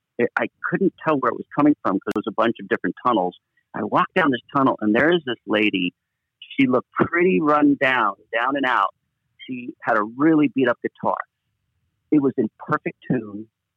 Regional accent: Los Angeles, California, United States; I was lucky to grow up kind of in a very safe environment. I mean, we lived in L.A. My father moved away from Europe and raised us in America because of what had happened to him.

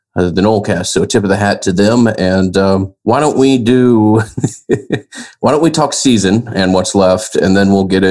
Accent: Atlanta, Georgia, United States; born and raised in Atlanta

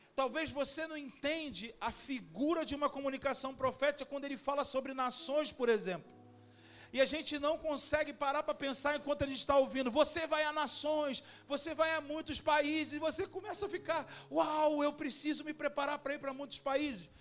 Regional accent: Cabo Frio, Rio de Janeiro, Brazil; a nossa vida como brasileiro, cabo-friense

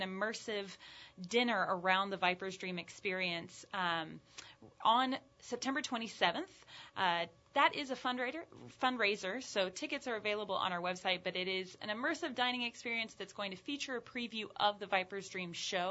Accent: Charleston, South Carolina, United States; also born or lived in Boston, Massachusetts; now in New Orleans, United States; I'm originally from Charleston, South Carolina.

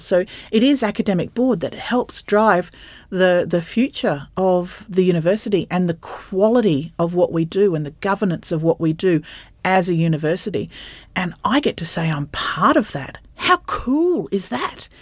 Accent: Bundaberg, Queensland, Australia; I grew up in Bundaberg

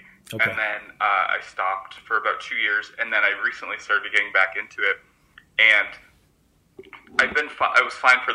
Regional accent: Connecticut, United States; moved away as an adult; now in New York, United States; I grew up in Connecticut, and then I moved to New York when I was 18.

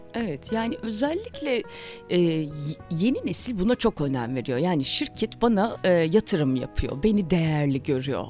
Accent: Zonguldak, Turkey; Ben Zonguldak'ta doğdum büyüdüm

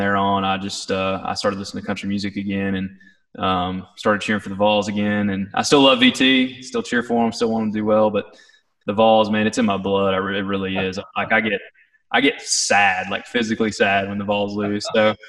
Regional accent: East Tennessee, United States; I grew up in East Tennessee

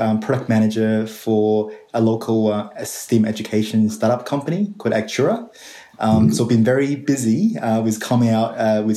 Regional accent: Tianjin, China; English is a second language; moved away as an adult; now in Sydney, Australia; I was actually born and raised in China and went through their whole entire K-12 system

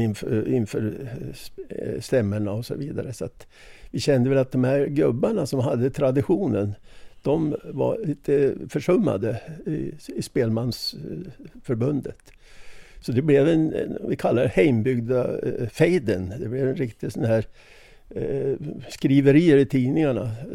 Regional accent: Jämtland, Sweden; jag är ju jämte

